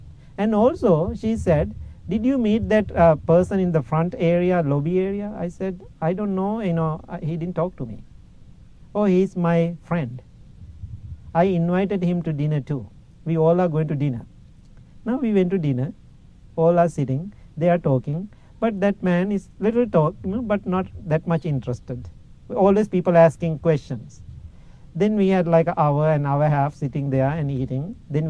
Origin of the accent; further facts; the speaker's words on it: Illinois, United States; English is a second language; I said, my friend, that's not my car. You know that. I'm from Illinois. How come I have a car here? This is my host family car.